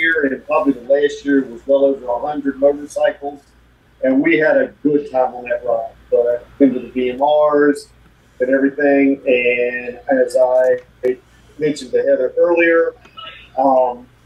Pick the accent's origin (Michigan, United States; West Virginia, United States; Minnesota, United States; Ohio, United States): West Virginia, United States; Grafton; I'm going to say this is my hometown, but historic Grafton, West Virginia